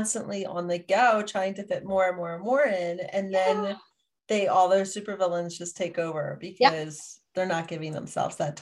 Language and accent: English; Pennsylvania, United States; moved away; I'm from Pennsylvania, and I went home to visit